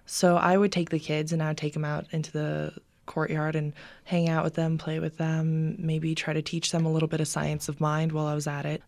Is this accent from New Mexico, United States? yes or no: yes; Albuquerque, New Mexico, United States; born or raised there